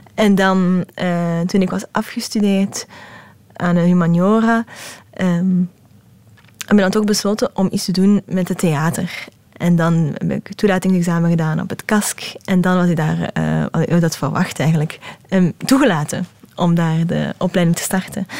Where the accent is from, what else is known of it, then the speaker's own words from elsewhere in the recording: Hasselt, Flanders, Belgium; accent: Hasselt Limburgish; mijn Hasselse Limburgse accent